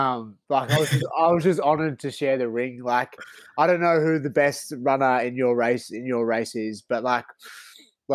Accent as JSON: {"language": "English", "town": "Melbourne", "region": "Victoria", "country": "Australia", "moved": "as an adult", "lives_now": "Sydney, Australia", "said": "I'm originally from Melbourne"}